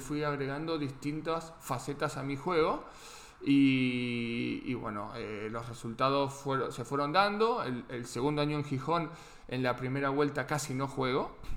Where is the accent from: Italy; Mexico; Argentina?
Argentina; moved away; lo más parecido quizás a lo que tenemos en Argentina